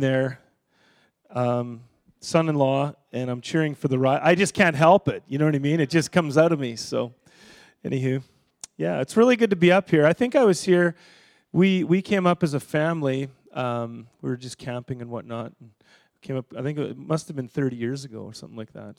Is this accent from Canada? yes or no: yes; Saskatchewan, Canada; also born or lived in Edmonton; now in Winnipeg, Canada; I grew up in Saskatchewan